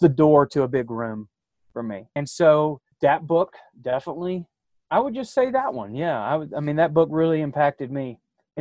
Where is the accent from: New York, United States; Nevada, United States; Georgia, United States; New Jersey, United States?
Georgia, United States; Athens; moved away as an adult; now in Jackson Hole area, United States; I'm from Athens, Georgia